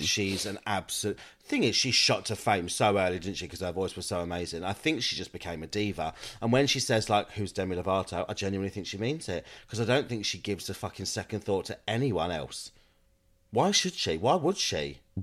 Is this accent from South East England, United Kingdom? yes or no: yes; Kent, South East England, United Kingdom; moved away as an adult; now in Manchester, United Kingdom; I'm from Kent